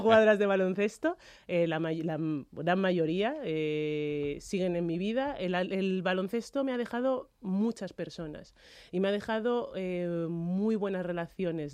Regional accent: Madrid, Community of Madrid, Spain; nacido y me he criado en España

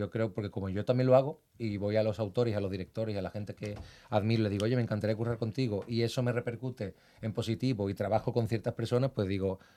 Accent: Seville, Andalusia, Spain; now in Madrid, Spain; Y, Víctor forma parte de, de ese teatro prácticamente desde nuestro comienzo en Madrid. Nosotros venimos desde Sevilla

